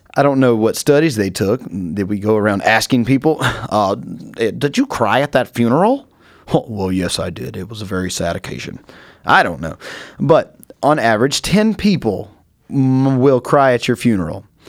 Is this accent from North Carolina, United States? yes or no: yes; North Carolina, United States; moved away; I'm from North Carolina, if you didn't pick it up in some of my voice